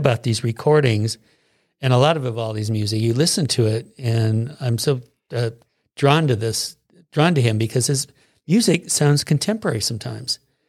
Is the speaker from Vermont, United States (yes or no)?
no; Seattle, Washington, United States; Well, I'm from Seattle. I didn't study music until I was 20.